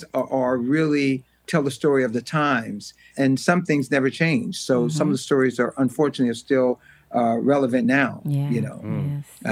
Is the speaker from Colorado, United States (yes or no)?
no; Los Angeles, California, United States; also born or lived in Louisiana; when we came out to California from Louisiana, like I said, I was about 8 or 9